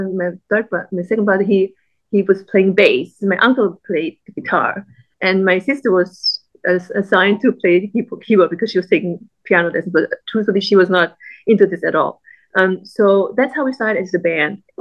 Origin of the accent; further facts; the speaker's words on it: Vienna, Austria; moved away as an adult; also born or lived in Vietnam; now in Los Angeles, United States; Growing up in Austria, we didn't have a lot of friends, Vietnamese friends, and not a lot of opportunities to speak Vietnamese